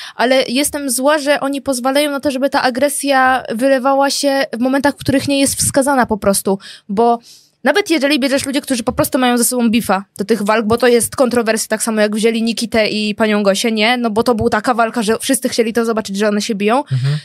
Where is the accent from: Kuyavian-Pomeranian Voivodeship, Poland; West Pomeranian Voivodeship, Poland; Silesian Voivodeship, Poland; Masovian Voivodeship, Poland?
Masovian Voivodeship, Poland; Żyrardów; jak ja byłam mała, mieszkałam w Żlardowie